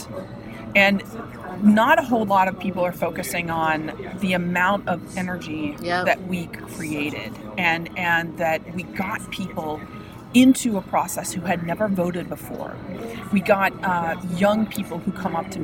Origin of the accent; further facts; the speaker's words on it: United States; as an American and as somebody who fought for my country